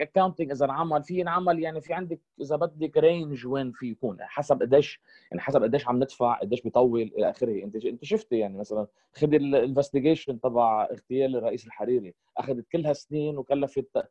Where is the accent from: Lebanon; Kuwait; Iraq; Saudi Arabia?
Lebanon; انا كشعب لبناني